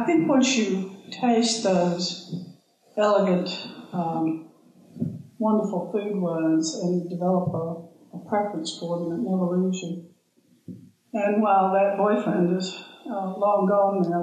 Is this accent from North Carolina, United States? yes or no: no; Virginia, United States; moved away as an adult; also born or lived in New Zealand; now in Clevedon, New Zealand; I grew up in Virginia